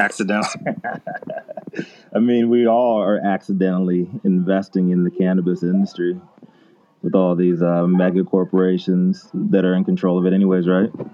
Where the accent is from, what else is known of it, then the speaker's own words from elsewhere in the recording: Virginia, United States; my home state of Virginia